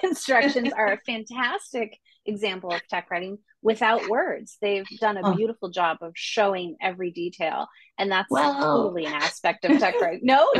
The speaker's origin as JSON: {"language": "English", "town": "Santa Cruz", "region": "California", "country": "United States", "tie": "born there", "said": "I was born in Santa Cruz, lived all kinds of different places, and now I live not in Santa Cruz, but in the Bay Area"}